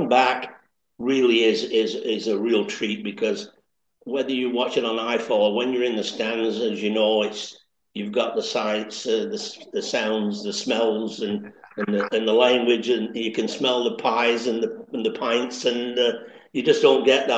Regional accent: Accrington, North West England, United Kingdom; accent: Lancashire crossover Canadian; Well, I was born and raised in Accrington. In fact, actually, the first street I lived on was Stanley Street.

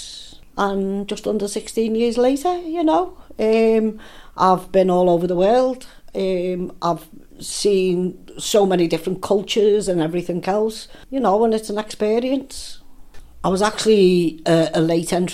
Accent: Liverpool, North West England, United Kingdom; moved away as an adult; now in Lancaster, United Kingdom; I'm originally born and bred in Liverpool, and I moved to Lancaster 2 years ago

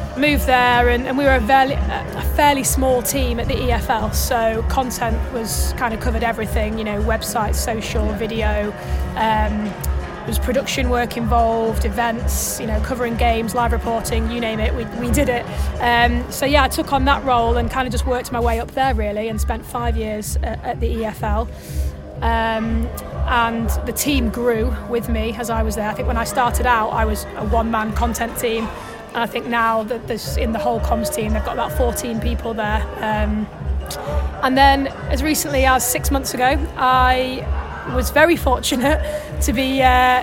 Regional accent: Doncaster, Yorkshire and the Humber, United Kingdom; moved away as an adult; I'm from Doncaster, moved back home

